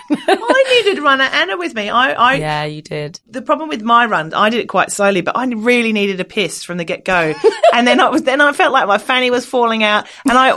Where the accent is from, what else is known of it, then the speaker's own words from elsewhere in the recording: Australia; accent: Australian; it's my accent. Can't blame me. I'm an Australian.